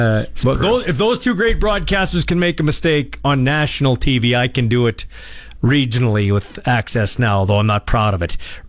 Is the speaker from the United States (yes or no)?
no; Canada; I'm Canadian my whole life